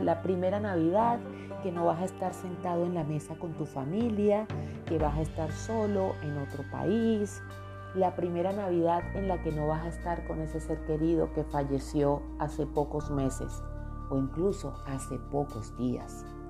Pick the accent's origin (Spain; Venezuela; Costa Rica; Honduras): Venezuela; now in Colombia; yo nací en Colombia, pero desde los seis añitos nos mudamos a Venezuela